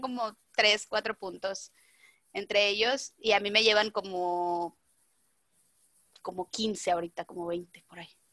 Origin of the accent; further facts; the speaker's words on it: Mazatlán, Sinaloa, Mexico; soy de Mazatlán